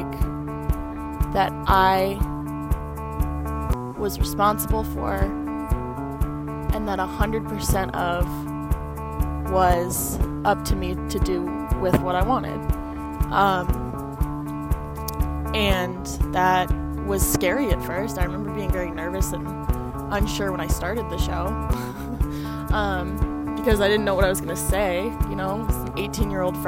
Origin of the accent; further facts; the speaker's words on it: California, United States; moved away; I'm from California.